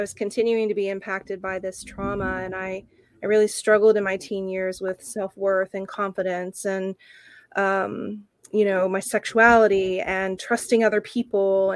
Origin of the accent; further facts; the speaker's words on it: Oklahoma, United States; now in San Francisco, United States; when I was little, you know, about 5 years old, growing up in Oklahoma